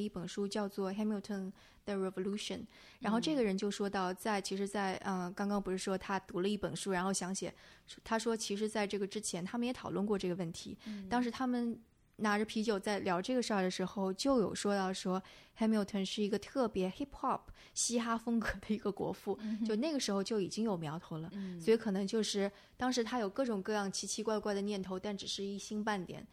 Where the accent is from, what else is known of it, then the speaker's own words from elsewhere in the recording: China; 包括我们是中国人